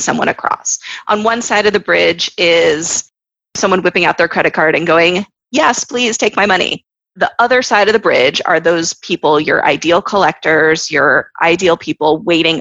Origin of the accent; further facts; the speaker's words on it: Florida, United States; moved away as an adult; also born or lived in New York; now in Israel; I went to NYU. I grew up in Florida. I live in Israel